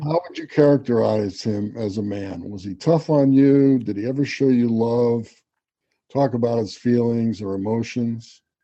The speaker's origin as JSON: {"language": "English", "town": "Garden City", "region": "New York", "country": "United States", "tie": "born or raised there", "said": "I grew up on Long Island. I went to Garden City High School."}